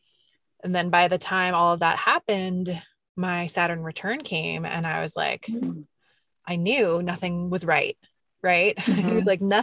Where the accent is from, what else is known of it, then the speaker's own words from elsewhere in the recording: New York, United States; I'm a New Yorker through and through